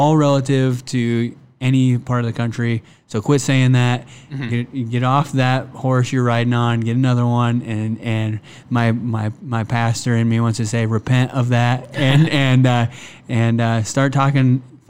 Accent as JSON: {"language": "English", "region": "Iowa", "country": "United States", "also_born_or_lived": "Kansas"}